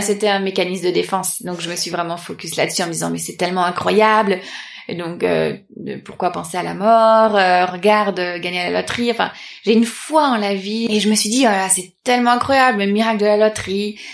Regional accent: Paris, Île-de-France, France; je suis née à Paris

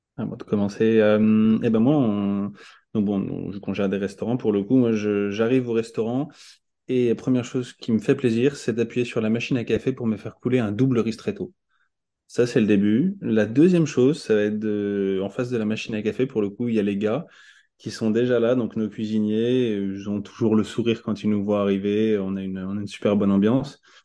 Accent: Tours, Centre-Val de Loire, France; moved away as an adult; also born or lived in Paris; now in Caen, France; j'ai grandi à Tours

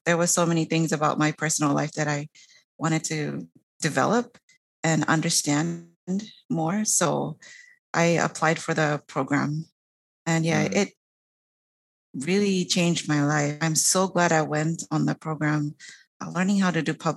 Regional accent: Papua New Guinea; I am from Papua New Guinea, and it's a small island nation north of Australia

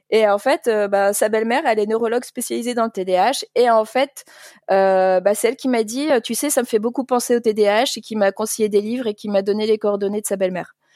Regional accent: Paris, Île-de-France, France; moved away as an adult; also born or lived in Liège, Belgium; now in Flemish Brabant, Belgium; je viens de Paris, mais j'ai travaillé dans toute la France, enfin, pas toute, mais franchement, j'ai beaucoup bougé

